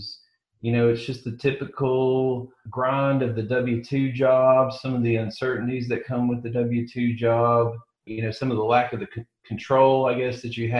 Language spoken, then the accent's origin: English; Chattanooga, Tennessee, United States; I'm from Chattanooga, Tennessee, born and bred here